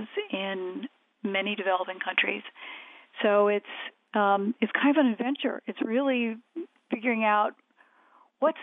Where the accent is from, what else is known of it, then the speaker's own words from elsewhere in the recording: United States; I'm an American